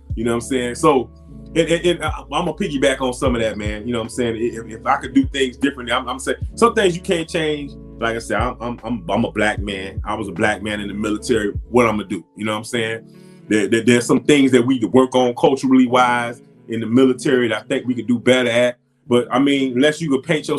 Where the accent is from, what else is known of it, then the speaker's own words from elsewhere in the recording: Miami, Florida, United States; I'm from Dade County. I'm from Miami-Dade County.